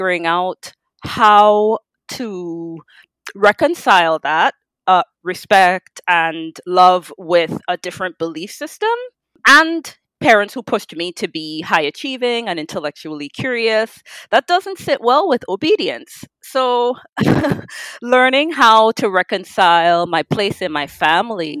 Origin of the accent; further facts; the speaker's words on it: Trinidad & Tobago; the gift of being Trinidadian